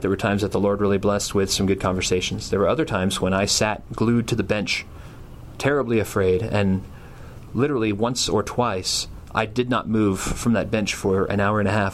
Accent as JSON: {"language": "English", "town": "Tulsa", "region": "Oklahoma", "country": "United States", "tie": "born or raised there", "said": "I was born in 1977 in Tulsa, Oklahoma."}